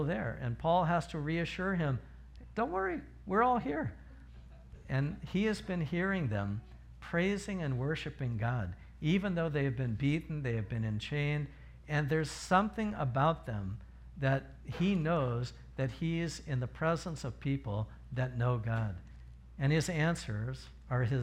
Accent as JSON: {"language": "English", "town": "Riverside", "region": "California", "country": "United States", "moved": "yes", "said": "I'm from Riverside"}